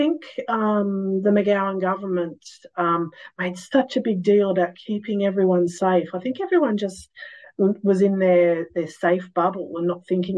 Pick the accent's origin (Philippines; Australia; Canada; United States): Australia; also born or lived in New Zealand; we are Australian citizens